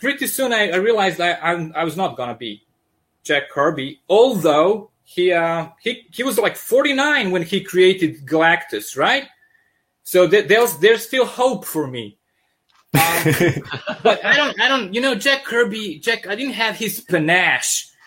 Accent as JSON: {"language": "English", "country": "Serbia", "also_born_or_lived": "Yugoslavia", "accent": "thick accent; sounds like Russian mobsters", "second_language": "English", "moved": "yes", "lives_now": "Michigan, United States", "said": "I'm originally from Serbia. That's why I have this uh, thick accent"}